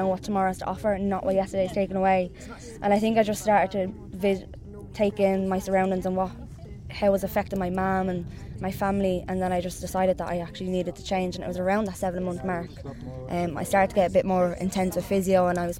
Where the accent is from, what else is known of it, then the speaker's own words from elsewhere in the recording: Dublin, Leinster, Ireland; I'm from North Dublin